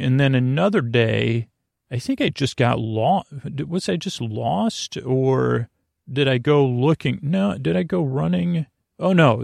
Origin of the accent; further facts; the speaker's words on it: Syracuse, New York, United States; someone from Syracuse